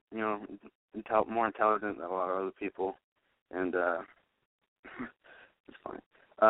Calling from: Rochester, New York, United States; I'm 17. I'm from New York, Rochester, New York.

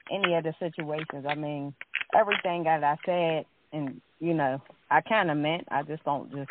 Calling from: Pittsburgh, Pennsylvania, United States; Um, Pittsburgh, Pennsylvania.

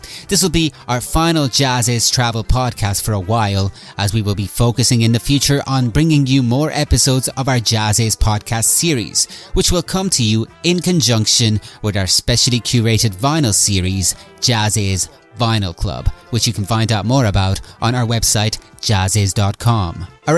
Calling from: Ireland; Well, I'm speaking from Ireland. We don't get much heat around here.

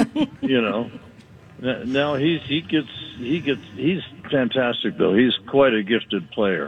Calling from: Chautauqua, New York, United States; I'm calling in from the Upper New York State, a place called Chautauqua. It's a beautiful little lake, and there's a big amphitheater here.

